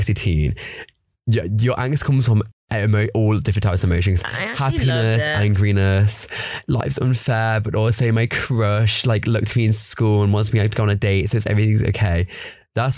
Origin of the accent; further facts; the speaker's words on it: Leicester, East Midlands, United Kingdom; Leicester's like good because it's also like quite small, but it's also big enough. But it's like I know everything like on the like the back of my hand.